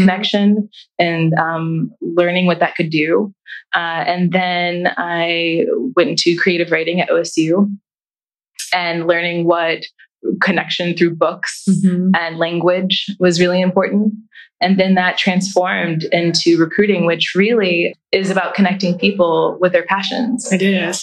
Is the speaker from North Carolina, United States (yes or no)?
no; Columbus, Ohio, United States; I grew up in Columbus City Schools